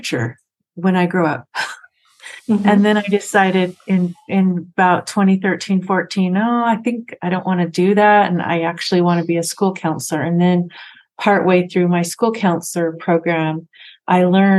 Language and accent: English; Washington, United States; also born or lived in Springville, Utah; now in Salem, Utah, United States; I was raised in Washington State